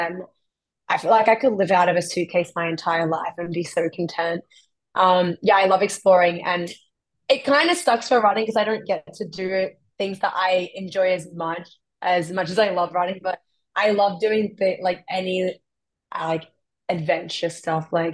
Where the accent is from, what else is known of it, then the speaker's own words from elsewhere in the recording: Australia; moved away as an adult; now in Florida, United States; I came from the East Coast in Australia